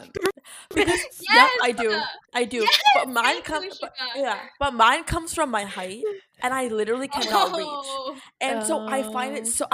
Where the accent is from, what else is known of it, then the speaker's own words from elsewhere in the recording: East Coast, United States; growing up on the East Coast